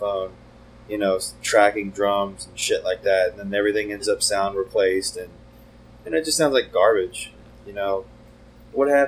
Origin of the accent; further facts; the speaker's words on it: Richmond, Virginia, United States; we're from Richmond, Virginia